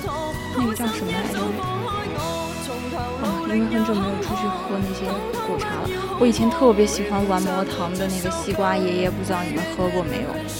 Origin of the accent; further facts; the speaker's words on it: Ningxia, China; 就特别是因为我家是宁夏的嘛，西北那边的，然后我们家哦，我就真的特别想回去吃烧烤